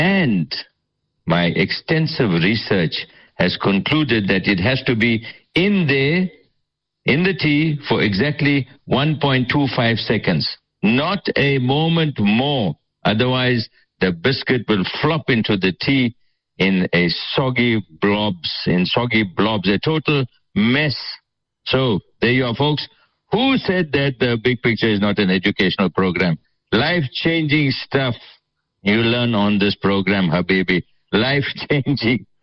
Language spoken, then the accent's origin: English; Port Shepstone, KwaZulu-Natal, South Africa; Sheppy, that's my hometown, Port Shepston